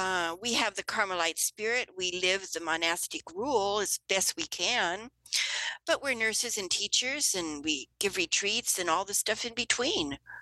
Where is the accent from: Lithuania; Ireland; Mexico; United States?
Ireland; Well, being Irish, if you want me to stop, just go like this or something, because I can really get into it.